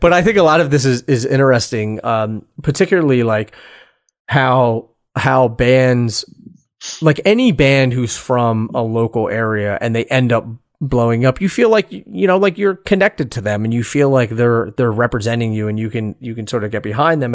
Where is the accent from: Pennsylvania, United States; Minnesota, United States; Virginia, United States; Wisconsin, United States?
Pennsylvania, United States; Philadelphia; I'm from Philadelphia.